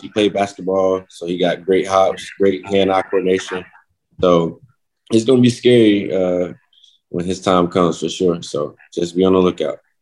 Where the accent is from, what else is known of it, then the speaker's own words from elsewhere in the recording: North Carolina, United States; now in Kansas City, United States; I'm from North Carolina